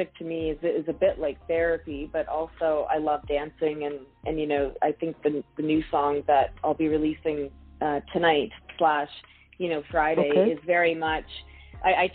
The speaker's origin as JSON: {"language": "English", "region": "New Brunswick", "country": "Canada", "moved": "yes", "said": "I'm from New Brunswick originally"}